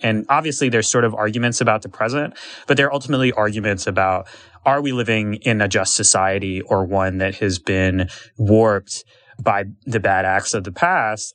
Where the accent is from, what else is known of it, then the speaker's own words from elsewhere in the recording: Washington, District of Columbia, United States; growing up in Washington, D C